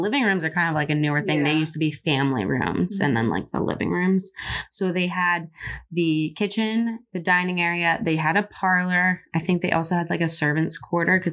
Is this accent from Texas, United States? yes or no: no; Central Pennsylvania, United States; we're in the center of the state. Mm-hmm. Like when people are like, oh, where are you from in PA? I'm like literally in the middle